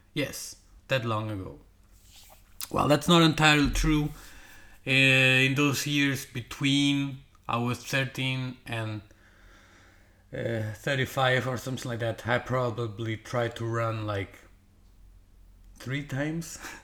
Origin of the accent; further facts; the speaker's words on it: Portugal; English is a second language; now in Denmark; my English is not like perfect because I'm not from England or from the U.S. or uh, you know Australia or whatever. I am from Portugal, living in Denmark